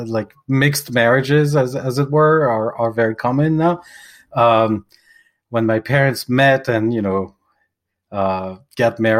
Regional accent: Paris, Île-de-France, France; now in Los Angeles, United States; I am originally born and bred Parisian, from the left bank

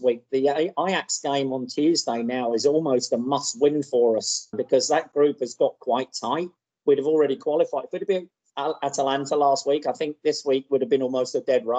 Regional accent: England, United Kingdom; now in Houston, United States; when I grew up in England

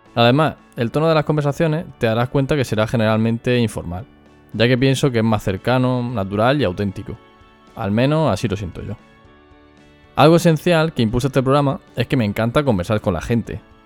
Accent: Murcia, Region of Murcia, Spain; accent: Murcian; soy de Murcia. Como seguramente no habrás podido comprobar, es mi acento.

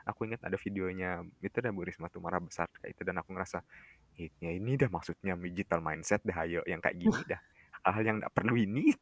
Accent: West Nusa Tenggara, Indonesia; aku kan orang Lombok

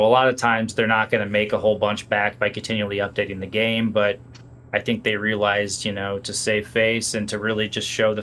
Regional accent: Peoria, Illinois, United States; moved away; I went back to Peoria for the weekend last weekend, my hometown

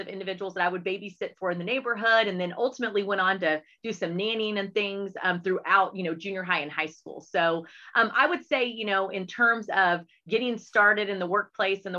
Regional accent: Hurst-Euless-Bedford area, Texas, United States; also born or lived in Metairie, Louisiana / Houston, Texas; he was then transferred again to Arlington, Texas, which brought us to the HEB area, which is really where, you know, we grew up

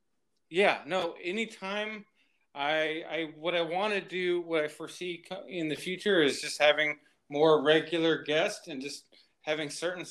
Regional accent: Huntington Beach, California, United States; when I grew up in California.

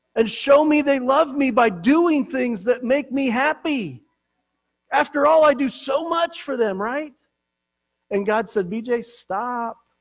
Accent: Colorado, United States; growing up in Colorado

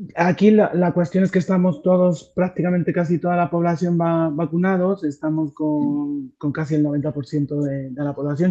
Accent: Madrid, Community of Madrid, Spain; also born or lived in Mexico; estar aquí con vosotros desde, desde Madrid, desde mi, desde mi pueblo

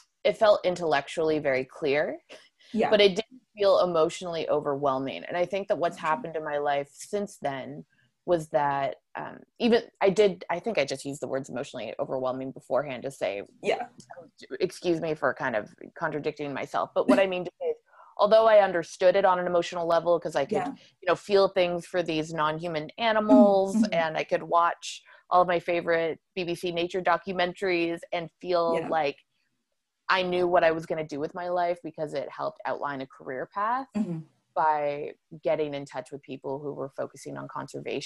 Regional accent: Ontario, Canada; growing up in Ontario and going to Northern Ontario wild spaces and places as a kid

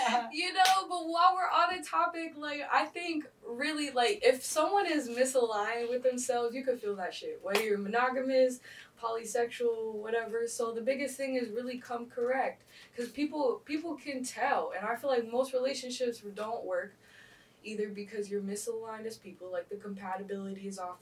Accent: Arizona, United States; also born or lived in Pennsylvania; now in Miami, United States; I'm from Arizona, but I moved here from a very small town in Pennsylvania, not Philly

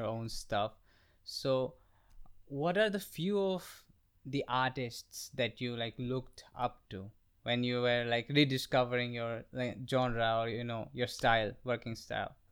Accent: Guwahati, Assam, India; now in New Delhi, India; It's, it's the northeastern part of our country. It's, it's a very small town. It's called Guwahati

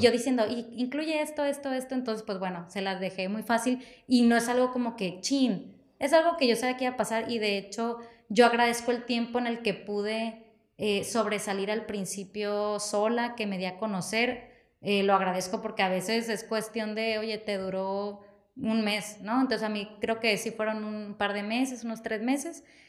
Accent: Ciudad Obregón, Sonora, Mexico; also born or lived in Mexico City; yo quería regresar a mi pueblo. y regreso en el dos mil dieciocho

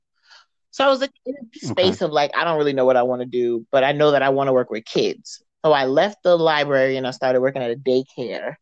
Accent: New York City, New York, United States; I'm from the Bronx, born and raised

